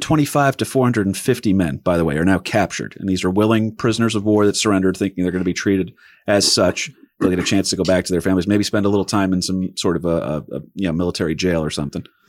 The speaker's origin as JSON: {"language": "English", "region": "New Jersey", "country": "United States", "said": "We got Jersey pride 'cause we're from Jersey"}